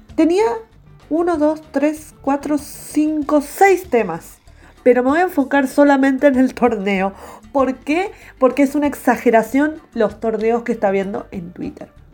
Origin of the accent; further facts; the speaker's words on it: Argentina; somos todos argentinos